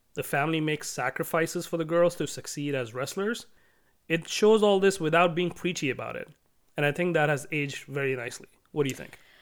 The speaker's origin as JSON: {"language": "English", "country": "India", "tie": "born or raised there", "moved": "yes", "said": "I grew up in India in the nineties"}